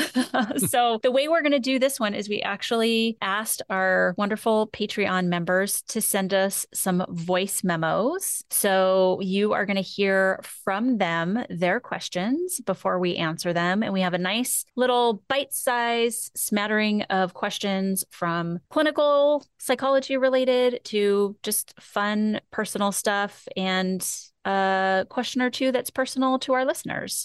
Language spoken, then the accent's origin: English; New Zealand; from New Zealand. I hope that my accent isn't too awful to play on the podcast.